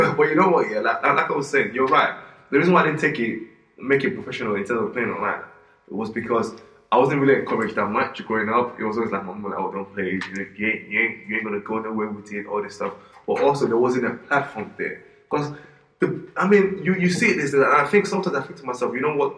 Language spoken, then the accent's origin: English; Nigeria; moved away; growing up in Nigeria